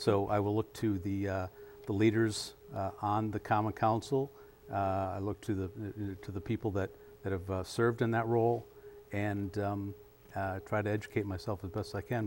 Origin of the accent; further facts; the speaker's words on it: Madison, Wisconsin, United States; also born or lived in Washington, D.C.; I was born and raised here in Madison